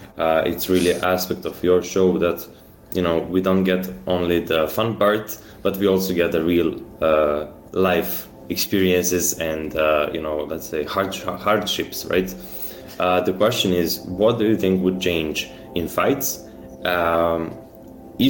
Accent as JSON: {"language": "English", "country": "Serbia", "said": "I'm from Serbia"}